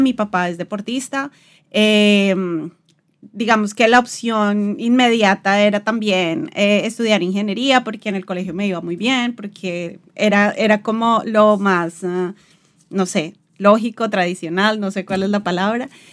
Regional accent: Bogotá, Colombia; moved away as an adult; also born or lived in London; now in Portugal; Yo soy de Bogotá, viví toda la vida, todo el tiempo estuve en, Bogotá

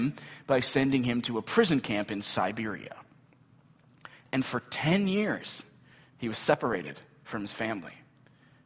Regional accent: Midwest, United States; Midwestern American Christians

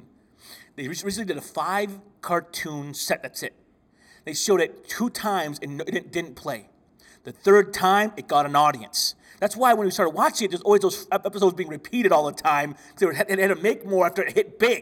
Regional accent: Michigan, United States; I'm from Michigan

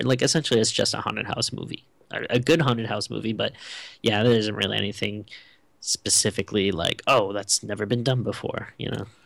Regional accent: Rhode Island, United States; I'm from Rhode Island

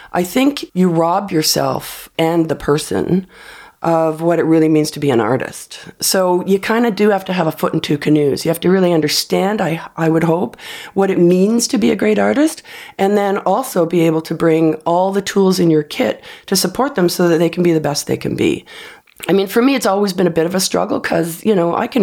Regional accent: Canada

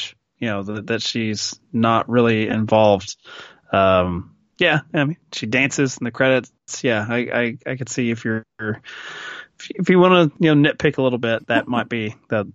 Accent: Kentucky, United States; I grew up in Kentucky.

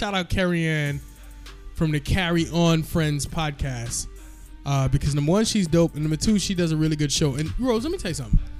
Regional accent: Guyana; Yes, I'm Guyanese.

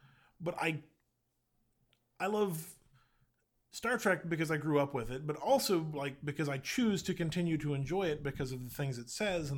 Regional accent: Boston, Massachusetts, United States; The same way growing up in Boston, you couldn't not celebrate the Red Sox winning in 2004.

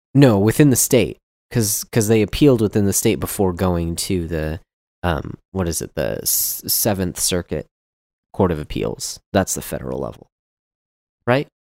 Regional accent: Texas, United States; I'm from Texas

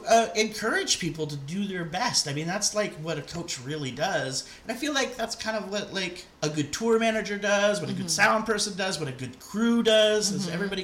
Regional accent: Walnut Creek, California, United States; moved away as an adult; also born or lived in New York; I grew up in Walnut Creek in the Bay.

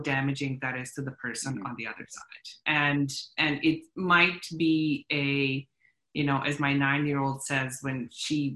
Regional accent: Bosnia & Herzegovina; moved away; I'm a refugee from Bosnia. I've been through war

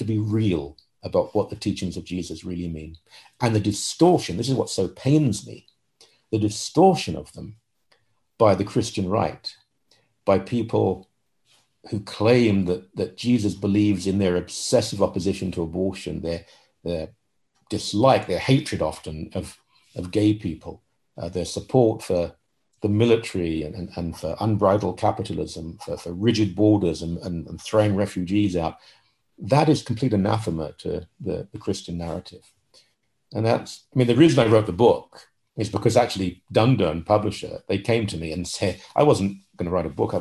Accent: London, United Kingdom; moved away as an adult; now in Toronto, Canada; I was born in London, England. I came to married a Canadian that live in Toronto, Canada.

